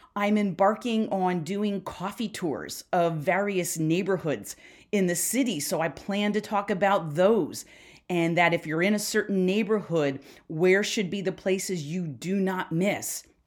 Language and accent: English; Philadelphia, Pennsylvania, United States; I'm from Philly